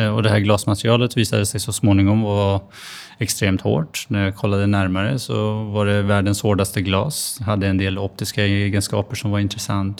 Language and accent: Swedish; Stockholm, Stockholm County, Sweden; also born or lived in Flen; jag växte upp i Husby